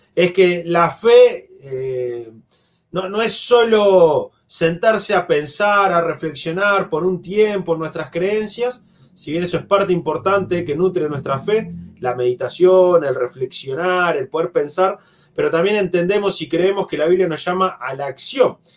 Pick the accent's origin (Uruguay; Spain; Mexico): Uruguay; desde nuestro país, como uruguayos